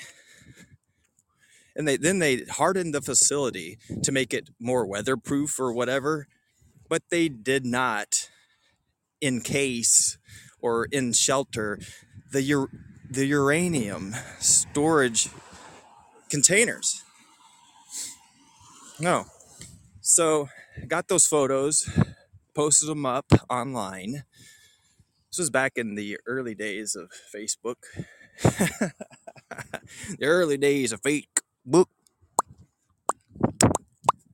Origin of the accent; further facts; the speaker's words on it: Metropolis, Illinois, United States; growing up in Metropolis